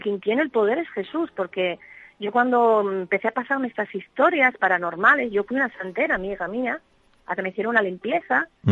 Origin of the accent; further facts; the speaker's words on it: Asturias, Spain; yo nací en Asturias eh, a finales de los años 60 y aquí hay bastante tradición